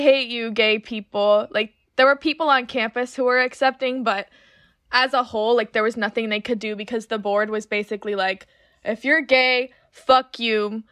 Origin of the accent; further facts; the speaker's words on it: Winter Park, Florida, United States; also born or lived in Orlando; I'm from Orlando, but I actually grew up in Winter Park.